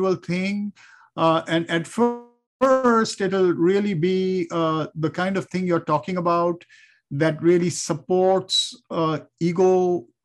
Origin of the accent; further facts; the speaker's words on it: India; growing up in India